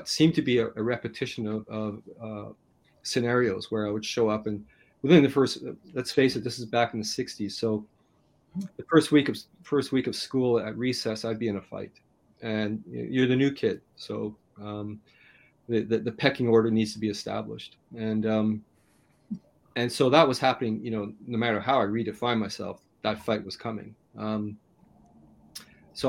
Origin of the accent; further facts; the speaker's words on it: Canada; I grew up in Canada, I'm pretty much in a state of poverty